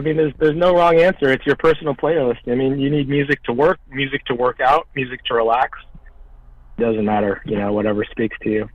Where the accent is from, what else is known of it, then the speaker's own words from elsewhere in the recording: Omaha, Nebraska, United States; we grew up in Omaha